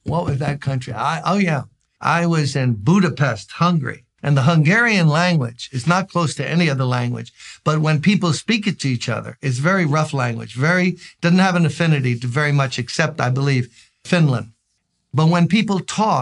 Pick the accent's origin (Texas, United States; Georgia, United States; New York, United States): New York, United States; New York City; I'm from Brooklyn, born and raised